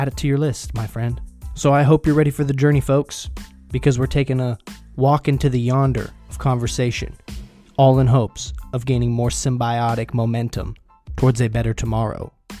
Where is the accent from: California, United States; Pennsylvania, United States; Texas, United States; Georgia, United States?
California, United States; Sanger; I'm from a place called Wonder Valley.